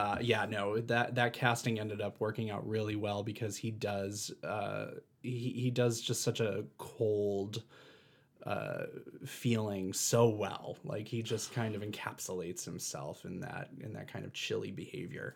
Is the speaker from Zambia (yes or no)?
no; East Coast, United States; moved away; I have a family back east, I'm from the East Coast